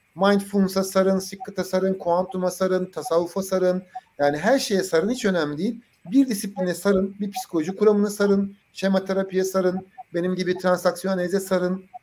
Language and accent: Turkish; Adana, Turkey; ben işte Adanalıyım